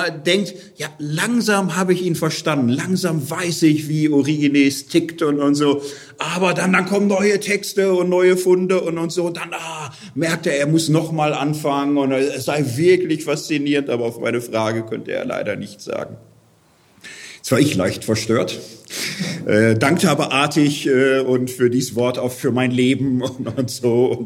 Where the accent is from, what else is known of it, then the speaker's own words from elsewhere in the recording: Gelsenkirchen, North Rhine-Westphalia, Germany; Ich komme aus Gelsenkirchen, da ist Straßenfußballer ein Ehrentitel.